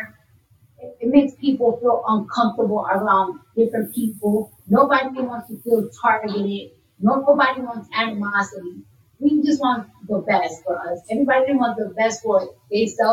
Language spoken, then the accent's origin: English; New York City, New York, United States; I'm from New York, so when you're in high school or middle school, they give you a free metro card